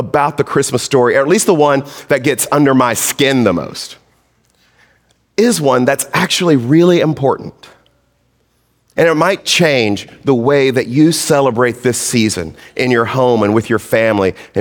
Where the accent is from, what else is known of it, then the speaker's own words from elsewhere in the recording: Mississippi, United States; I was born black in Mississippi